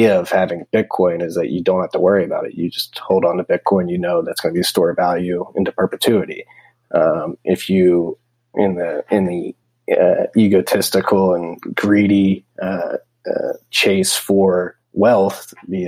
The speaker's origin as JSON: {"language": "English", "country": "United States", "said": "I'm an American"}